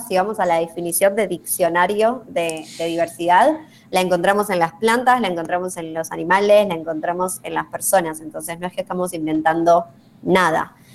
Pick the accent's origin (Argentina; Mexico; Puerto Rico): Argentina; yo como argentina latinoamericana eh, tengo una visión, ¿sí? tengo mis sesgos culturales y mis sesgos de crianza, mis sesgos de Argentina